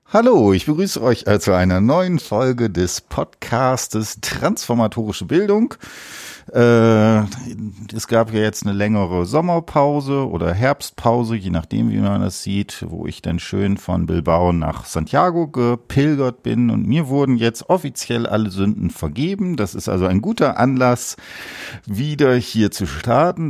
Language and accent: German; Osnabrück, Lower Saxony, Germany; ich komme auch aus Osnabrück